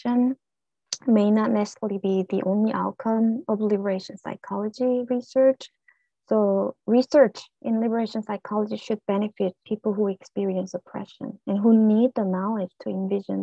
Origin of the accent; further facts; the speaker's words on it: South Korea; accent: ethnic accent; English is a second language; now in United States; as a Korean immigrant